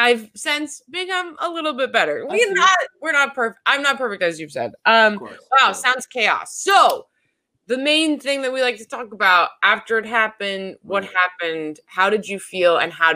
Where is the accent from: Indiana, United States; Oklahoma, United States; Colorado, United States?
Colorado, United States; Denver; I'm from Denver